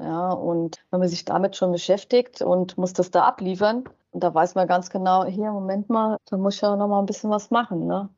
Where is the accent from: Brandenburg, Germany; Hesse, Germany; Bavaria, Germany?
Hesse, Germany; Wiesbaden; now in Mainz, Germany; ich bin ja aus Wiesbaden und ich wohne in Mainz und ich will ja auch gar nicht mehr weg